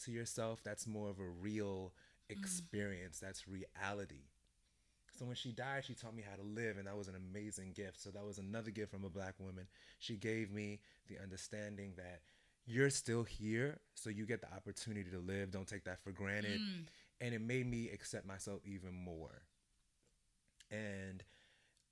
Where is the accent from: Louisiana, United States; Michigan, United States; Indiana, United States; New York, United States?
New York, United States; New York City; I'm from Brooklyn, but my family is Jamaican